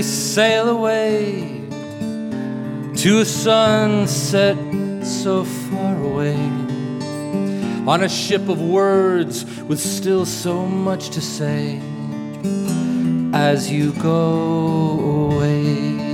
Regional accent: Lexington, Kentucky, United States; welcome everybody to the beautiful and the historic Lyric Theater in our hometown of Lexington, Kentucky.

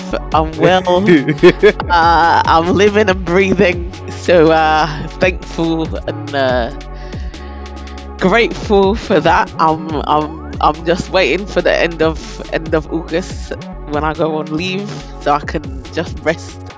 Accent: London, United Kingdom; I'm from South London, Croydon specifically.

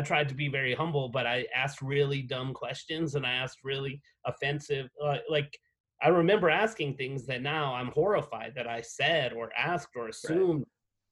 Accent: United States; moved away as an adult; also born or lived in Abilene, Texas / Atlanta, Georgia; now in Albuquerque, United States; I came from New Mexico and West Texas

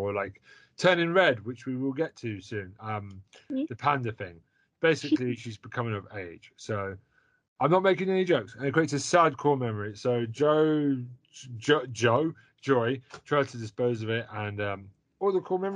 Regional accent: United Kingdom; as a British person

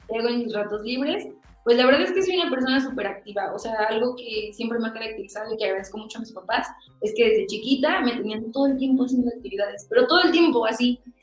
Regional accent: Michoacán, Mexico; yo soy de Michoacán

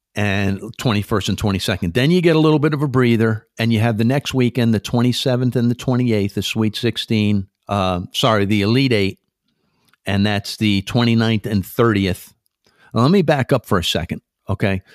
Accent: Stamford, Connecticut, United States; now in East Hampton, United States; Stamford, Connecticut, my hometown

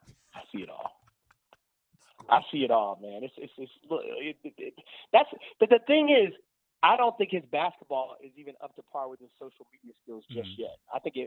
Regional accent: Alabama, United States; I'm super polite because I'm from Alabama.

